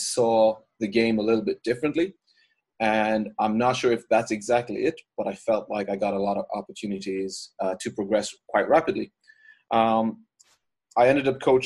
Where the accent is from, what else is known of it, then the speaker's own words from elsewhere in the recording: Ireland; moved away as an adult; I'm originally from Ireland. I grew up there, and that's kind of where I started my coaching career